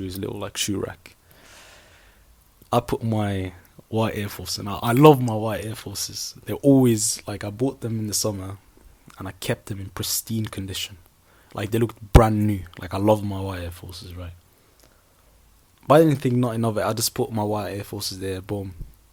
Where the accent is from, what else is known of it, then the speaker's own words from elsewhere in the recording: Sweden; now in United Kingdom; I grew up in Sweden in a small town, and I moved to a different town, then I moved to the UK, then I moved to a different city